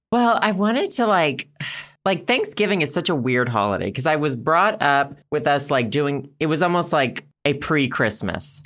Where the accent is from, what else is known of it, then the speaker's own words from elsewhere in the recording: Arkansas, United States; growing up in Arkansas